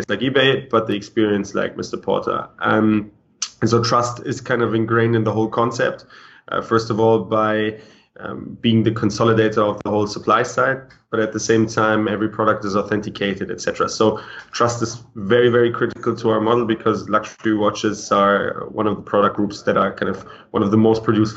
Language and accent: English; Cologne, North Rhine-Westphalia, Germany; moved away as an adult; also born or lived in London / Cambridge; I was born in Germany, in Cologne, to two Russian parents, then did a bachelor's degree at King's College in London and a master's degree in Cambridge